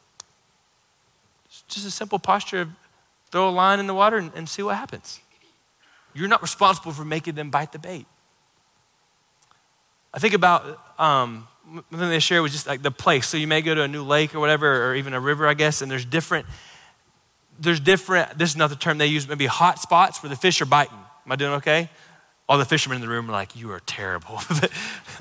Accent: Florida, United States; I grew up in Florida

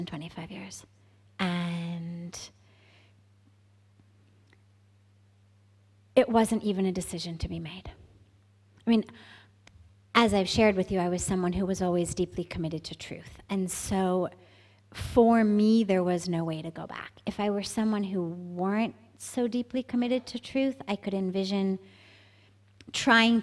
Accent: Los Angeles, California, United States; moved away as an adult; also born or lived in San Francisco Bay Area / India; I'm from California. I grew up in Los Angeles, and I lived there till I was 17

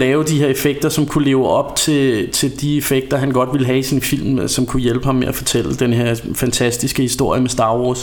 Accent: Ringsted, Zealand, Denmark; vi kommer jo fra Ringsted

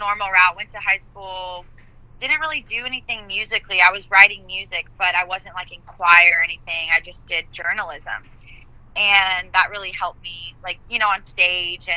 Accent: Fayetteville, Arkansas, United States; moved away as an adult; also born or lived in Conway, Arkansas; now in Los Angeles, United States; I was born in Conway, and then in about third grade, I moved to Fayetteville. So I was raised my whole life in Fayetteville

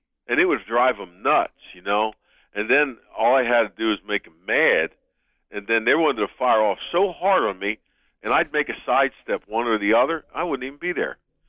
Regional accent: Philadelphia, Pennsylvania, United States; I was from Philadelphia because I always wanted to play for the Philadelphia Eagles.

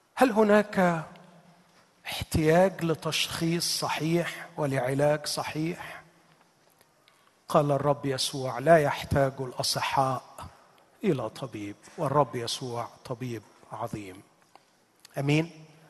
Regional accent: Egypt; عندنا في مصر

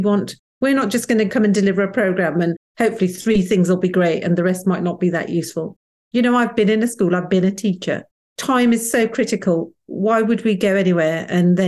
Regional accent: Wolverhampton, West Midlands, United Kingdom; I grew up in Wolverhampton where Enoch Powell was the local MP

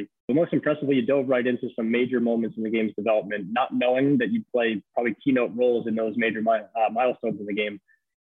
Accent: New Jersey, United States; I grew up in Jersey. So I'm a Jersey boy

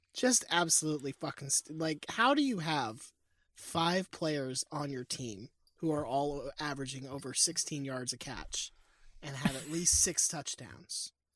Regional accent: Mobile, Alabama, United States; I am from Mobile

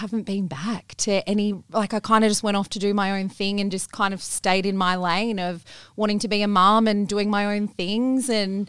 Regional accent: Bathurst, New South Wales, Australia; moved away; I grew up in Bathurst in New South Wales.

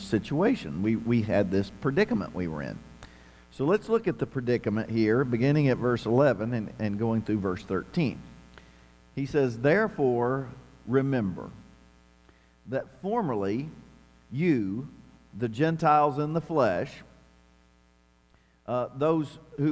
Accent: southeastern Kentucky, United States; moved away; coming from my 13,000 people hometown in the mountains of southeastern Kentucky

